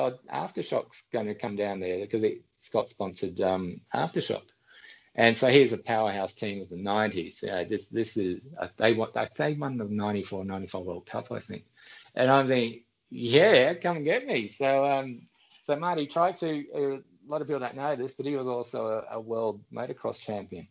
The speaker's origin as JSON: {"language": "English", "country": "Australia", "lives_now": "Brisbane, Australia", "said": "I'm from Australia"}